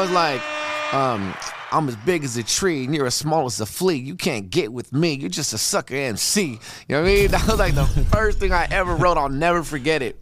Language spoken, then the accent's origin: English; Redondo Beach, California, United States; also born or lived in Torrance, California; I'm from Redondo